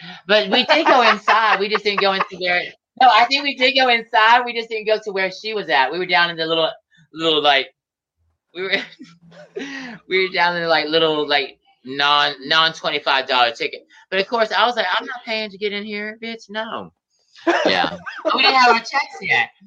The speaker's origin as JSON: {"language": "English", "town": "Atlanta", "region": "Georgia", "country": "United States", "said": "I'm from Atlanta"}